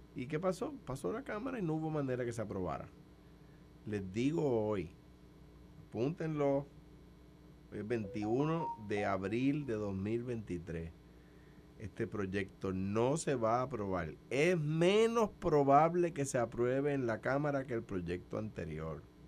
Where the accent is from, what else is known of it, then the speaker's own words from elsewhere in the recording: Puerto Rico; Ciudadano de los Estados Unidos, ciudadano de España, pero soy puertorriqueño. yo, no soy un, yo no soy un americano que nació en Puerto Rico